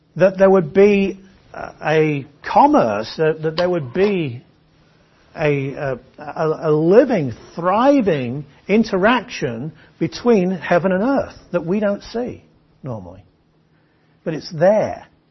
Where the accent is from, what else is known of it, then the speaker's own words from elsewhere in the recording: England, United Kingdom; I'm an Englishman